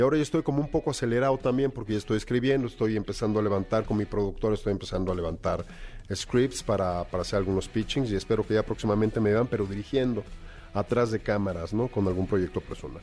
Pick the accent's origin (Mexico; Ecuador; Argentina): Mexico; nosotros como mexicanos